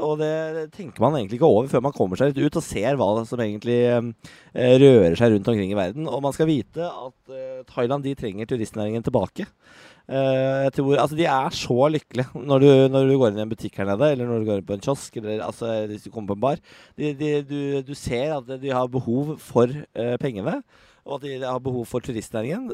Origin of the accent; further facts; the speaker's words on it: Norway; hjemme i Norge